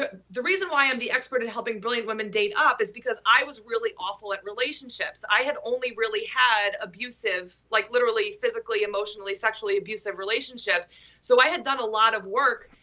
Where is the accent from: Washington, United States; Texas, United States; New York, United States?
New York, United States; Long Island; I'm from Long Island, New York, which is different from like every area in New York